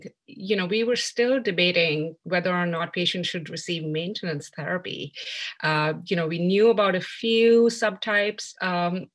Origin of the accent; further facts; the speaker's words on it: New Delhi, Delhi, India; moved away as an adult; also born or lived in Birmingham, Alabama, United States; now in Philadelphia, United States; I grew up in New Delhi, India